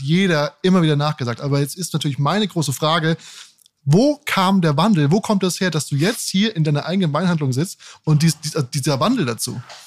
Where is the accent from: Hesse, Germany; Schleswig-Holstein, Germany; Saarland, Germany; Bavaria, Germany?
Hesse, Germany; Frankfurt; also born or lived in Darmstadt; ich bin aus Darmstadt und hab, in Frankfurt bin ich auch ja. aufgewachsen.